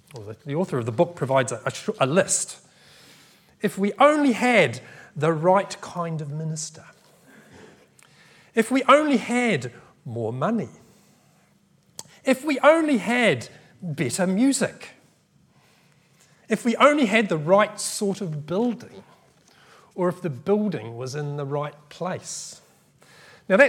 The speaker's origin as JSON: {"language": "English", "country": "New Zealand", "tie": "born or raised there", "moved": "yes", "lives_now": "United Kingdom", "said": "I grew up in New Zealand"}